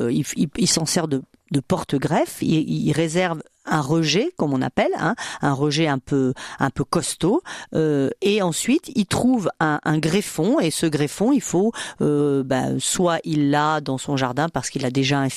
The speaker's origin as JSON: {"language": "French", "country": "Martinique", "said": "non je suis de la Martinique."}